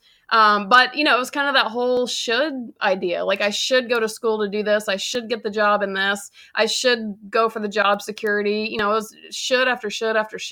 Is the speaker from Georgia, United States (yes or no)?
yes; Georgia, United States; now in Los Angeles, United States; So I currently live in Los Angeles. I'm from Georgia